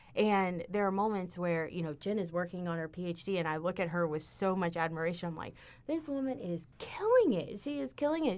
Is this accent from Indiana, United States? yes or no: no; Houston, Texas, United States; moved away as an adult; now in Ithaca, United States; I'm from Houston, which is the biggest, you know, fourth biggest city in the United States.